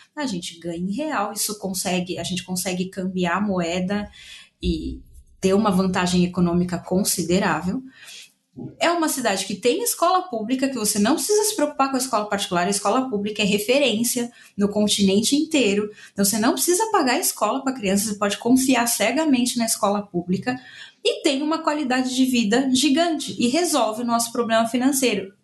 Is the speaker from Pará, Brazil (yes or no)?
no; São Paulo, Brazil; moved away as an adult; now in Buenos Aires, Argentina; Eu também sou da Zona Leste de São Paulo